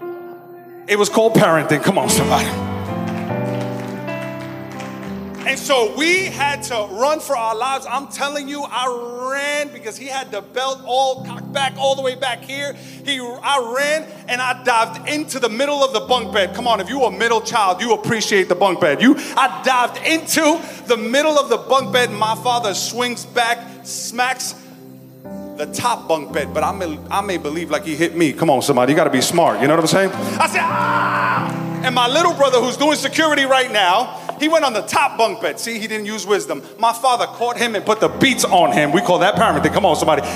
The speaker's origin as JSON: {"language": "English", "town": "New York City", "region": "New York", "country": "United States", "tie": "born or raised there", "said": "growing up in Flatbush, Brooklyn, my family and I, we at one time had to run for our lives."}